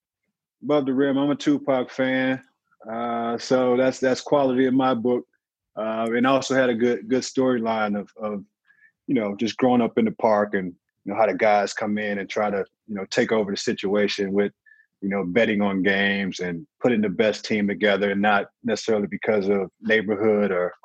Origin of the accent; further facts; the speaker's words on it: St. Louis, Missouri, United States; I'm from St. Louis, so it's not necessarily a walking city.